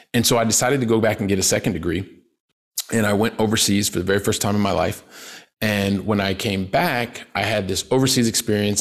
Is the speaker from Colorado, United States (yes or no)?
no; Columbus, Ohio, United States; moved away as an adult; also born or lived in Paris, France / south of France; now in Barcelona, Spain; I'm from Columbus, Ohio, right? Blue collar family.